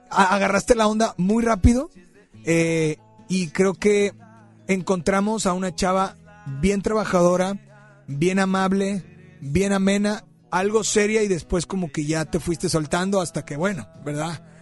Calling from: Guadalupe, Nuevo León, Mexico; De aquí de Guadalupe.

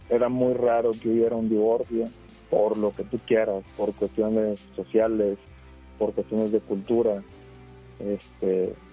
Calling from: Escobedo, Nuevo León, Mexico; de acá de Escobedo, ahorita estoy en Escobedo en el trabajo.

